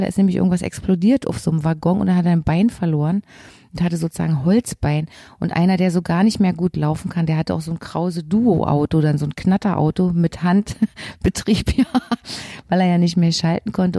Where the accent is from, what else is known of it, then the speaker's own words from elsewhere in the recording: Berlin, Germany; also born or lived in Leipzig; Ich war ja eben ein Berliner Schulkind